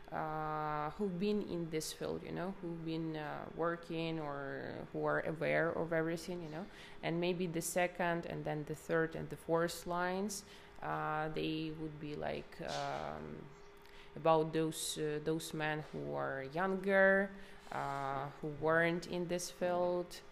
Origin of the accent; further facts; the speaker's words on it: Kharkiv Oblast, Ukraine; English is a second language; moved away as an adult; also born or lived in Kyiv, Ukraine; I'm Ukrainian. Uh, like I've been living in uh, Kiev for eight years, but originally I'm from Kharkiv region, from a small city in in the Kharkiv region